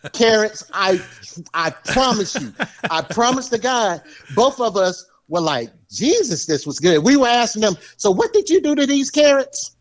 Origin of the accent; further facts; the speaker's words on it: the South, United States; I'm from the South